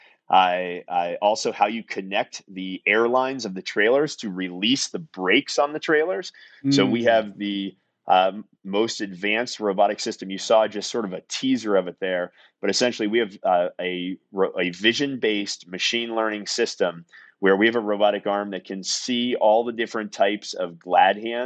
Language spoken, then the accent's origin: English; Salem, Massachusetts, United States; also born or lived in northern New England; I'm originally from Salem, Massachusetts.